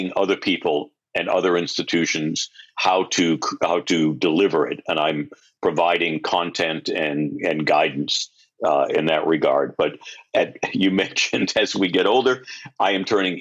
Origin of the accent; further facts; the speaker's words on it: Gardner, Massachusetts, United States; moved away; also born or lived in Connecticut / Rhode Island / New York; I grew up in a very small town. The population was 20,000 people in central Massachusetts. It was a furniture town in the good old days, and now it's pretty depressed, but a town called Gardner